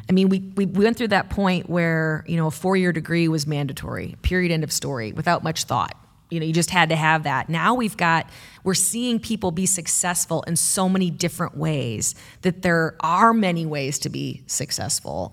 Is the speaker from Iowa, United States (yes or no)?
yes; Bettendorf, Iowa, United States; now in Cedar Rapids, United States; When I was a kid growing up in Bettendorf, I, I always thought of this as the big city